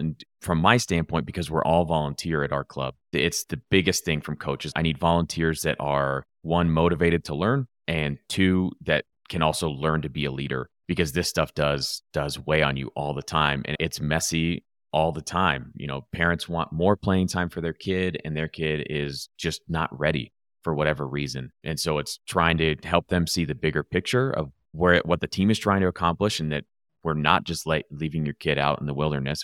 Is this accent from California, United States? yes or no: yes; Los Angeles, California, United States; moved away; I grew up in Los Angeles